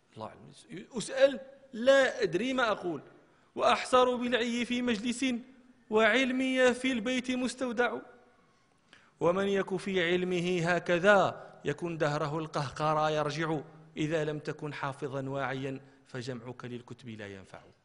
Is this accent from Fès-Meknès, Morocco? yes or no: no; Marrakesh, Marrakesh-Safi, Morocco; احنا كان عندنا في مراكش